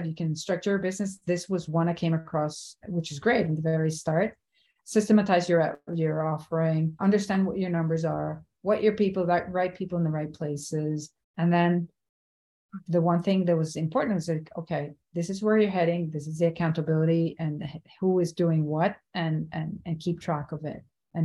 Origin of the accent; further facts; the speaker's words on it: Venezuela; moved away as an adult; also born or lived in New York; now in Miami, United States; went back to my home country, Venezuela